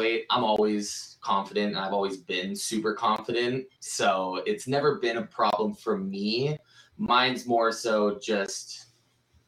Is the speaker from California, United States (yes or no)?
yes; Santa Rosa, California, United States; now in Phoenix, United States; I am from Santa Rosa, California, originally